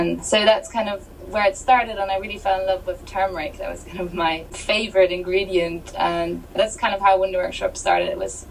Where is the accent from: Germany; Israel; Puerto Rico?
Germany; moved away as an adult; also born or lived in Australia; I was born in Australia actually, and I moved to Germany when I was 6, and so yeah, I lived in Germany from 6 to 18, so that really is kind of the majority of my upbringing